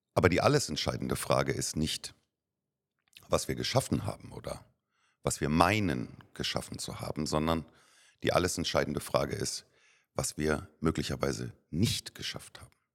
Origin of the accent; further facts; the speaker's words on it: Germany; moved away as an adult; now in Cyprus; Jetzt sind wir aber keine Amerikaner, sondern wir sind, wir sind Deutsche.